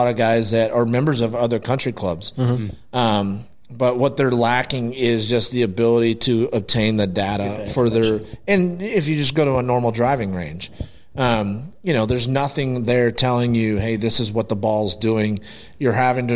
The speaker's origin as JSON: {"language": "English", "town": "Aledo", "region": "Texas", "country": "United States", "tie": "born or raised there", "said": "I grew up in Aledo and then left for a long time. And then now I'm back"}